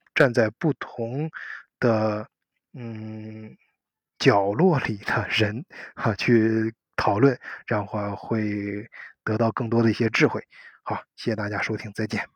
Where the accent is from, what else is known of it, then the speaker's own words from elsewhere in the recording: China; now in Germany; 我们作为中国人